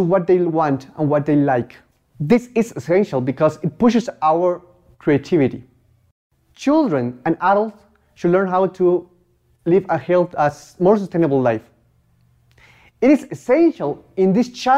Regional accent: Mexico; I'm from Mexico and I'm a pop movement ambassador.

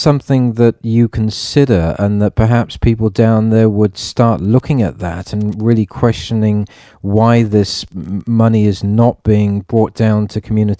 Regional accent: England, United Kingdom; being an Englishman

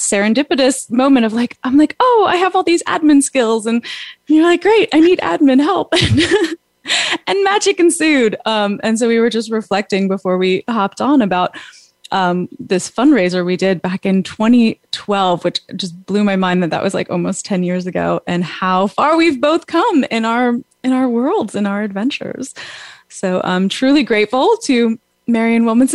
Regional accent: New York, United States; I'm a New Yorker at heart. I was born and raised with that, like, go get it attitude.

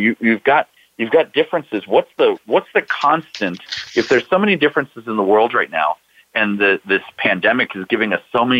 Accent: Washington, District of Columbia, United States; I'm from Washington, D.C.

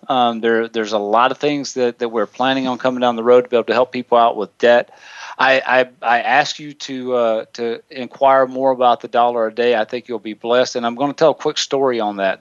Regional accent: the South, United States; I'm from the South, so if, if Nicole makes fun of the way I speak, I say tennis shoes

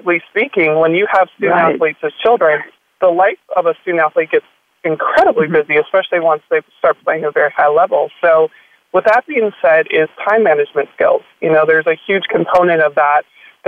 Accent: Minnesota, United States; I grew up in Minnesota, and I attended a private school in Minneapolis, Minnesota

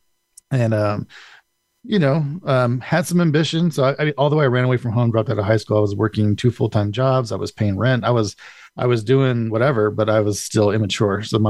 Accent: Colorado Springs, Colorado, United States; also born or lived in Indio, California; I've been in Colorado Springs I call it home because I've been here since I was in second grade

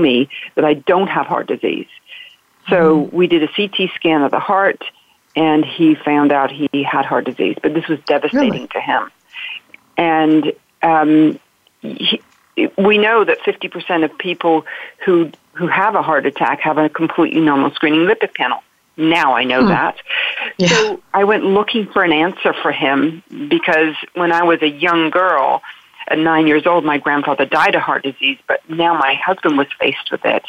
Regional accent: the south of England, United Kingdom; moved away as an adult; also born or lived in London; now in United States; I grew up in England, the south of England, and went to school in London

